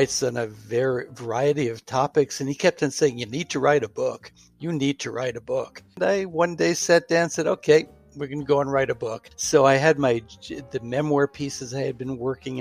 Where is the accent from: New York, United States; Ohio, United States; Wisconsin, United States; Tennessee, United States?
New York, United States; New York City; also born or lived in Houston, Texas / Pittsburgh; now in Hillsborough, United States; we both grew up in the New York City area.